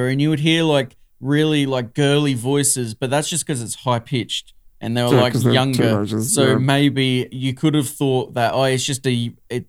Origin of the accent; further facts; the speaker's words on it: Australia; I'm best classified as an Australian bogan.